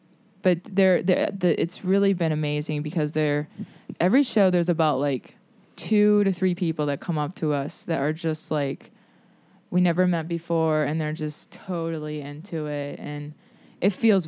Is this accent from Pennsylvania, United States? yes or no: yes; Pittsburgh, Pennsylvania, United States; People don't think we're from Pittsburgh.